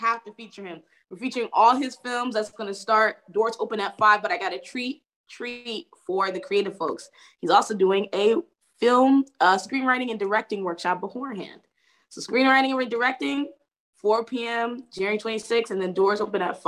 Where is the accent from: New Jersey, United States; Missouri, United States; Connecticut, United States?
Connecticut, United States; New Haven; I grew up in the Stetson Library